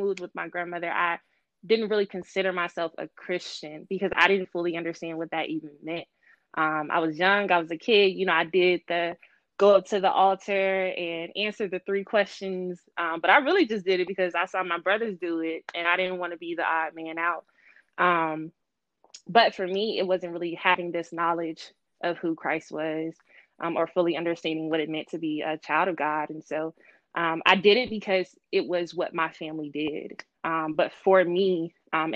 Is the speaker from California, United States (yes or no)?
no; Mississippi, United States; moved away as an adult; now in Washington, D.C., United States; I'm from Mississippi, or as we say, Mississippi, from the South